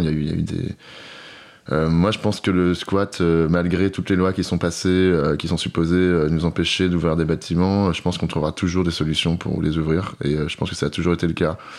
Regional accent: France; also born or lived in Paris; on est français on est blanc

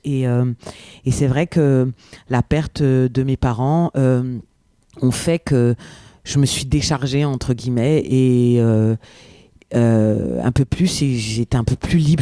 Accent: France; first language French; Je suis native, je suis française

